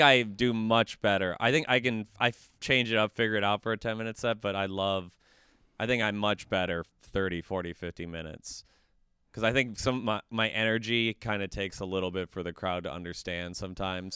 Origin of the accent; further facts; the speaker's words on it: Woodbury, Minnesota, United States; also born or lived in Wisconsin; I'm from Woodbury, which is one of the Applebee's suburbs of the Twin Cities